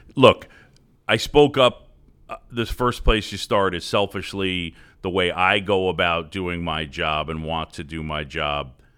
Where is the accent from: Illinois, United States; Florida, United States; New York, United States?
New York, United States; New York City; also born or lived in Philadelphia; I moved to New York when I was seven, and I, so then basically grew up in New York City